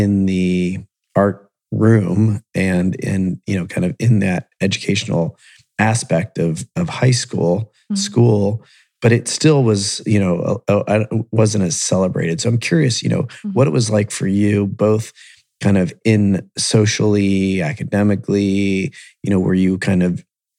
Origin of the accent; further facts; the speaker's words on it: Columbus and Akron, Ohio, United States; I grew up in Columbus and Akron.